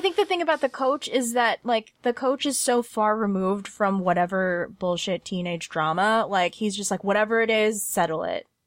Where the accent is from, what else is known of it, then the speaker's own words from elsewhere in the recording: Southern California, United States; I grew up in Southern California and, like, not in L